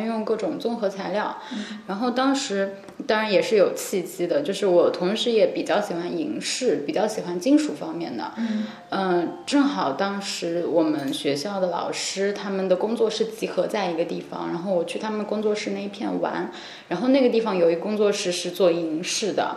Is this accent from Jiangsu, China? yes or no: yes; Nanjing, Jiangsu, China; moved away as an adult; 因为我是南京人，我是从江苏考过来